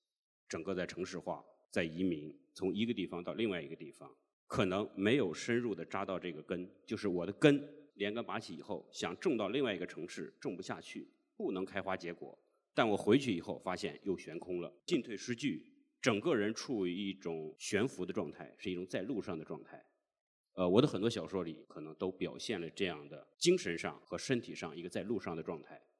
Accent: Jiangsu, China; now in Beijing, China; 我可能有北京户口了，我也有了编制了，但是人家问你哪个人，我从来都说我是江苏人，我从来不会说我是北京人。

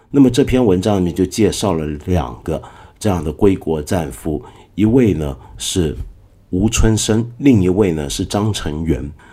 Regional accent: Taiwan; moved away; 我小时候啊，是住在台湾的，你知道。 我小时候在台湾呢，一直觉得台湾很莫名其妙

